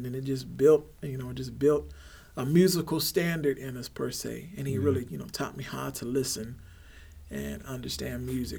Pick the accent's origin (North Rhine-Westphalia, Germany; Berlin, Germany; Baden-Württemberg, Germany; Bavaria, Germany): Baden-Württemberg, Germany; Heidelberg; born there; also born or lived in Texas; So I was born in Heidelberg, Germany. My family hails from New Orleans, Louisiana.